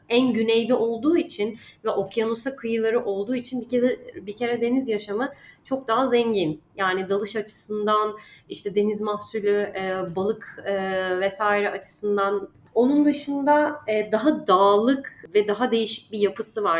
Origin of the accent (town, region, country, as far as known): Turkey; moved away as an adult; also born or lived in Dubai